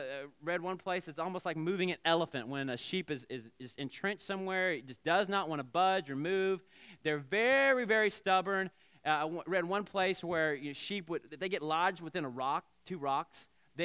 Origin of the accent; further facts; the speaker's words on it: Southeast, United States; And growing up in the Southeast, we didn't have a lot of sheep around.